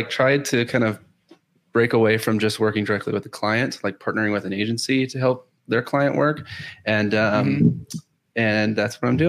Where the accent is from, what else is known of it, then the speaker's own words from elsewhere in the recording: Houston, Texas, United States; I am in Houston, born and raised in Houston, Texas